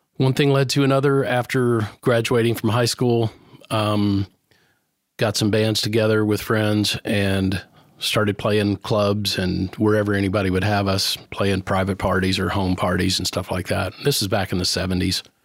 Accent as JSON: {"language": "English", "town": "New Knoxville", "region": "Ohio", "country": "United States", "tie": "born or raised there", "moved": "as an adult", "lives_now": "Nashville, United States", "said": "my hometown or actually a town where I grew up, which was a teeny tiny little town that still exists. It's called New Knoxville, Ohio."}